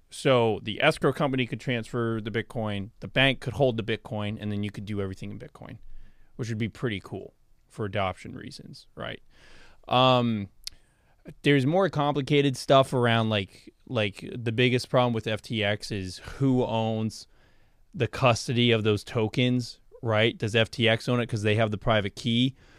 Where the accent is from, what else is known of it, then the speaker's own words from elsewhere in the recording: United States; I'm an American. I live here